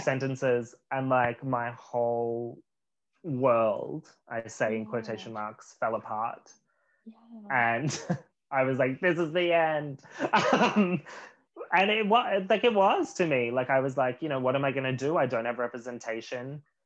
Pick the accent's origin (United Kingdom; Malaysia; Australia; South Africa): Australia; moved away as an adult; also born or lived in Los Angeles; now in Vancouver, Canada; two Australians